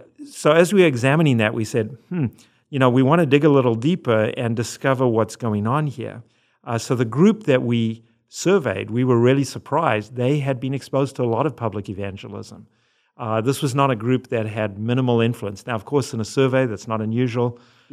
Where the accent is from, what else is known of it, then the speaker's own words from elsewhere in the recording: Zimbabwe; also born or lived in South Africa; now in United States; If you hear an accent, it's because I'm from Zimbabwe and South Africa, and then I married an American